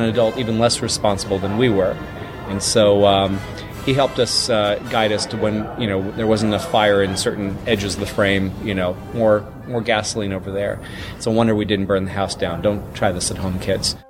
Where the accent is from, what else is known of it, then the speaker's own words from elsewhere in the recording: Mississippi, United States; as a uh, 11 and 12 year old, respectively, growing up in Mississippi in the uh, 80s